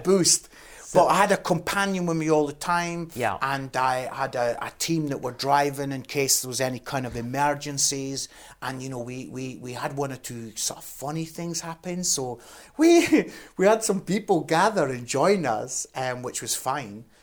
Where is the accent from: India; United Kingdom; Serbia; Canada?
United Kingdom; Scotland; I'm Scottish